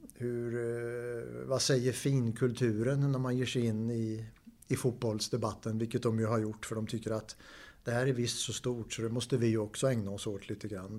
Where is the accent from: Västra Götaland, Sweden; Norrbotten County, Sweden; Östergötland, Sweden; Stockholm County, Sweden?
Östergötland, Sweden; Linköping; jag är från Linköping